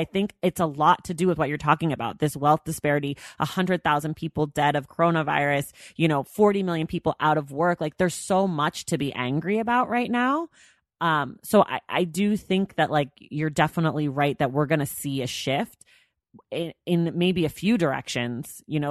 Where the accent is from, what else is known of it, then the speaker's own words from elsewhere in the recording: California, United States; I'm from California